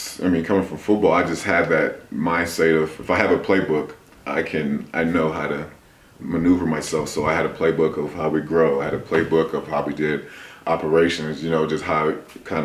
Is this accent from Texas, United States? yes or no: no; Huntington Beach, California, United States; moved away as an adult; also born or lived in Salvador, Brazil / Tennessee / Atlanta; now in Colorado, United States; I was born in Salvador, Brazil. I was adopted to the States when I was 5 years old. I attended high school in Huntington Beach, California